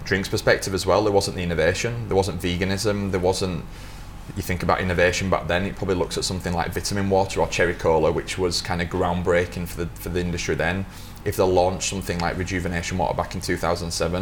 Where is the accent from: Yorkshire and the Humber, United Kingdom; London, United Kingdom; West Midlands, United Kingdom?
Yorkshire and the Humber, United Kingdom; moved away; also born or lived in Lancaster; I grew up in Yorkshire to start with. I went to the university at Lancaster